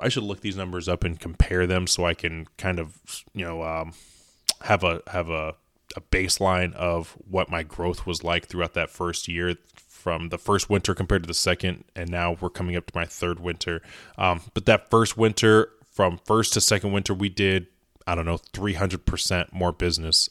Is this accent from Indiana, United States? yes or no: yes; Indiana, United States; I am in the Midwest. I'm from Indiana.